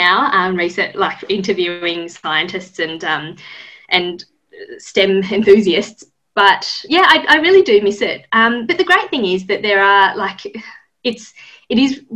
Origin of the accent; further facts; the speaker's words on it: Sydney, New South Wales, Australia; also born or lived in Japan / Melbourne; I grew up mainly in Sydney